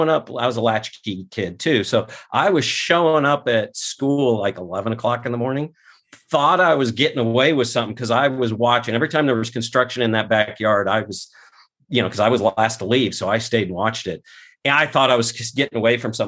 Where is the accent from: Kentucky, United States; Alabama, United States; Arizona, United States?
Arizona, United States; Scottsdale; I was born not in Scottsdale, but I was raised in South Scottsdale, Arizona.